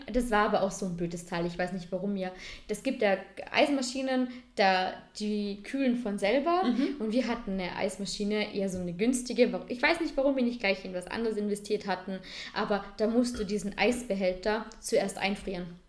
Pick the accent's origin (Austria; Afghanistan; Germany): Austria; Vorarlberg; als Vorarlberger